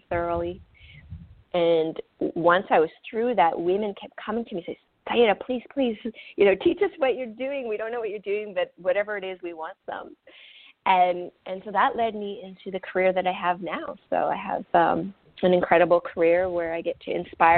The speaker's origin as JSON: {"language": "English", "region": "central Canada", "country": "Canada", "tie": "born or raised there", "first_language": "French", "second_language": "English", "said": "when I was about 3, my parents relocated to the central part of Canada, and we lived on Native reservations"}